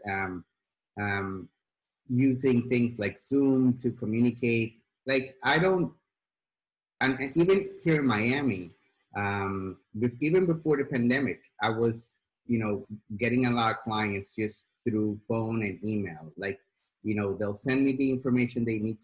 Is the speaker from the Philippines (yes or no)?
no; Sweden; moved away; I grew up in Sweden